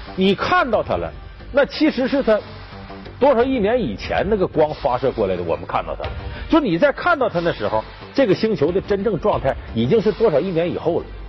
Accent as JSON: {"language": "Chinese", "region": "Heilongjiang", "country": "China", "tie": "born or raised there", "said": "我们老家黑龙江"}